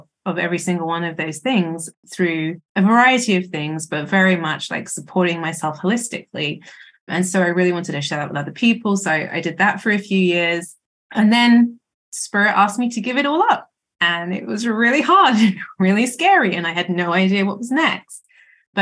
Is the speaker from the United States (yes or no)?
no; United Kingdom; as you can probably hear from my accent, I'm from the UK